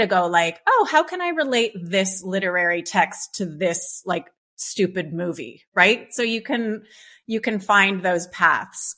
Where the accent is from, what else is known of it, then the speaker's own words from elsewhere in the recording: Canada; I grew up in Canada